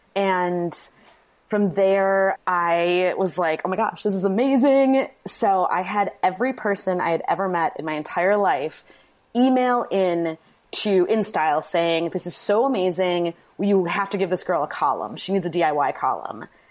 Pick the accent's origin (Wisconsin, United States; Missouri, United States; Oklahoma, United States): Wisconsin, United States; Manitowoc; moved away as an adult; also born or lived in New York; now in Milwaukee, United States; I'm from Wisconsin, Manitowoc, Wisconsin, which is now kind of an infamous city, but I wanted to get out of it pretty much forever.